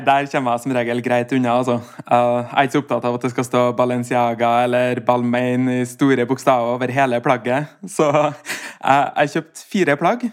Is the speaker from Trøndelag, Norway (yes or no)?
yes; Steinkjer, Trøndelag, Norway; Vi var en guttegjeng uh, på Steinkjer, der jeg kommer fra